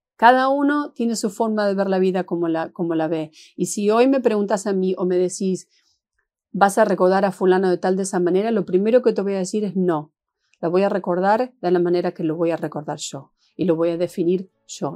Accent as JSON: {"language": "Spanish", "country": "Argentina", "also_born_or_lived": "Seattle / San Francisco", "moved": "as an adult", "lives_now": "Los Angeles, United States", "said": "yo soy argentina y jamás, jamás he negado de dónde vengo"}